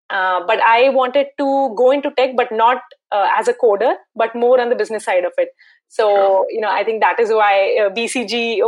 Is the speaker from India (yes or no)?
yes; Mumbai, Maharashtra, India; So I have, I'm born and brought up in Bombay. So IIT Bombay was my choice of college.